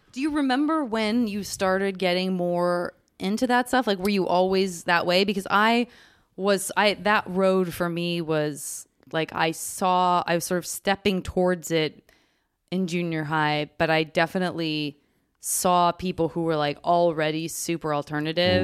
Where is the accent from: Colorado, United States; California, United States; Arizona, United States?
Arizona, United States; Tucson; moved away; also born or lived in Los Angeles / San Francisco; I would not choose to move back to Tucson